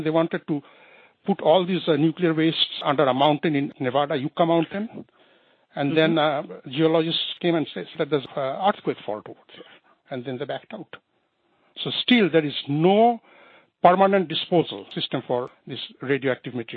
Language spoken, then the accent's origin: English; Bangladesh; I'm from Bangladesh